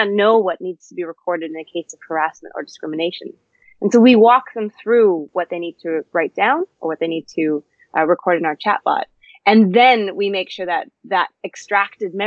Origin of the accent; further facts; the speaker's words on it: Canada; now in London, United Kingdom; I'm actually a Canadian and I'm based in London